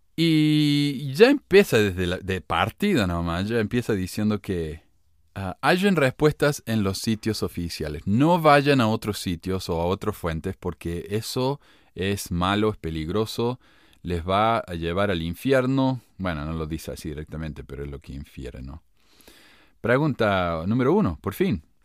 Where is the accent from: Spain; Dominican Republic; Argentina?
Argentina; Córdoba; now in Ogden, United States; soy cordobés